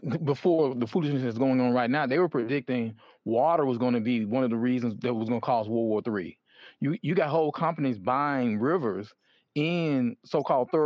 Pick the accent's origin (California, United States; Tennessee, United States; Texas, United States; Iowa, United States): Tennessee, United States; Memphis; I'm from Memphis, and so we don't drink Mississippi water